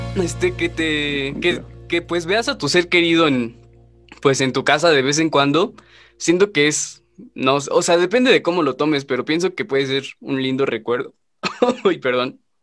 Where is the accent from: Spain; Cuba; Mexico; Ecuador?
Mexico; para nosotros como mexicanos